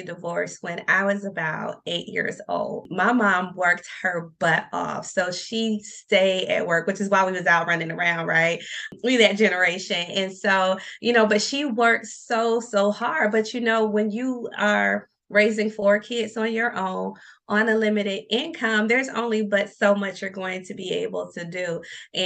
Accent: Norfolk, Virginia, United States; now in Richmond, United States; I'm actually from downtown Norfolk.

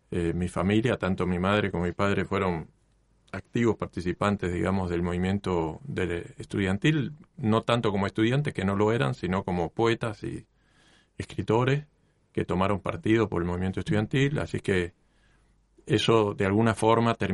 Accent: Mexico; also born or lived in United States; Bueno, yo nací en Estados Unidos, eh, mi madre, cuando yo era muy pequeño, cuando tenía 10 meses, eh, se fue a México, nos fuimos juntos, por supuesto, y vivimos en México ocho años.

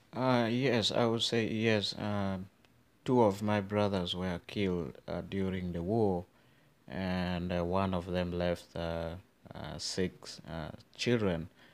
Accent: Northern Uganda, Uganda; growing up in northern Uganda

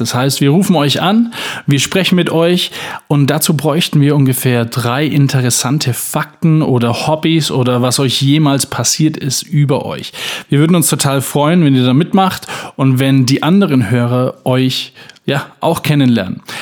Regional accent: Franconia, Bavaria, Germany; ich bin auch ein Franke

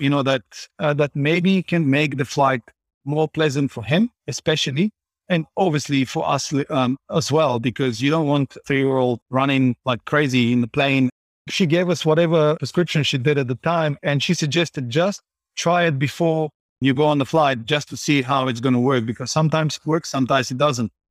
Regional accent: Bulgaria; moved away as an adult; also born or lived in Johannesburg, South Africa; now in Vancouver, Canada; I was born in Bulgaria, and at the age of twenty-two, I moved to South Africa.

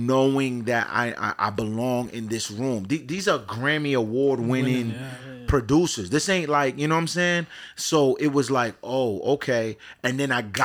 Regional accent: Providence, Rhode Island, United States; also born or lived in Pawtucket, Rhode Island; I'm born and raised in Providence, Rhode Island

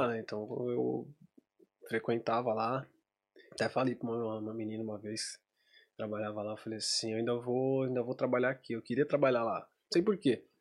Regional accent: Brazil; moved away; eu saí do Brasil

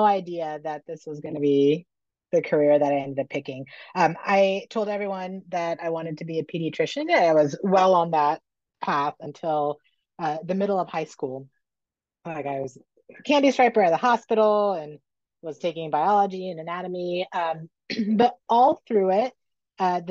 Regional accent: Northern Virginia, United States; I grew up in Northern Virginia.

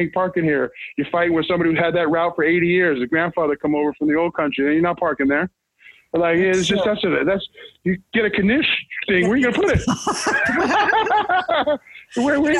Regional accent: Hollywood, California, United States; now in Tulsa, United States; It feels like when I was growing up in Hollywood, that if you dared to start a band, you had a chance.

